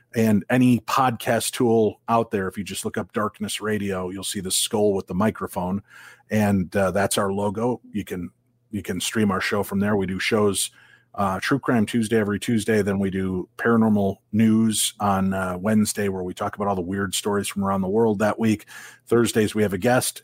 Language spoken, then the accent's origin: English; Illinois, United States; now in Minnesota, United States; I grew up in Illinois